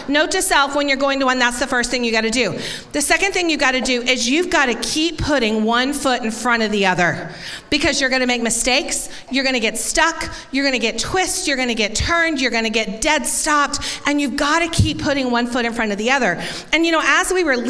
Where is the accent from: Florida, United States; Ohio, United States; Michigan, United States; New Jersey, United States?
Florida, United States; Tampa; growing up in Tampa, I had never experienced a corn maze